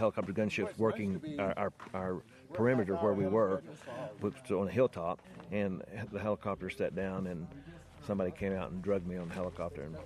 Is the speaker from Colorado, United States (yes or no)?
no; Arkansas, United States; I'm from Arkansas